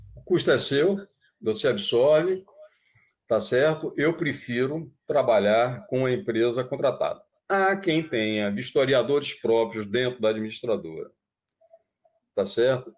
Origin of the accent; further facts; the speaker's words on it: Bahia, Brazil; digo que sou baiano naturalizado paulista